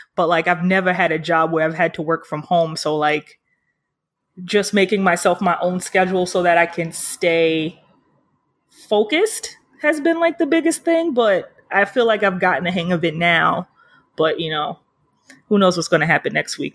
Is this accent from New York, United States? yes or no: yes; New York City, New York, United States; I'm from Harlem.